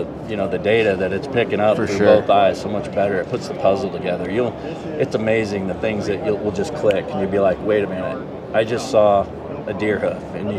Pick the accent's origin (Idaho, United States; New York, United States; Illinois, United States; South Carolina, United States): Idaho, United States; Boise; also born or lived in Utah; I'm from Boise. Lived down here in Utah for 10 years when I was working for Hoyt. And then now I'm back in Boise and own this business.